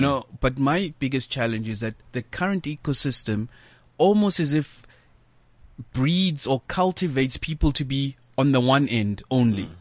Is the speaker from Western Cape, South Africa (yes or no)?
no; Johannesburg, Gauteng, South Africa; born and bred in Soweto. Mm. That's where you know um, I grew up